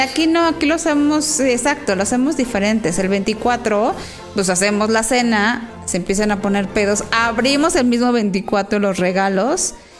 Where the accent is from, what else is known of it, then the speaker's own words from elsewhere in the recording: Mexico; es bien chingón ser mexicano